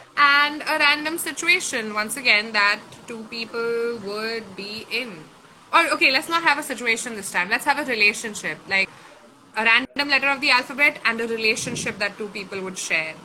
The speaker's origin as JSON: {"language": "English", "town": "Kolkata", "region": "West Bengal", "country": "India", "tie": "born or raised there", "said": "my hometown"}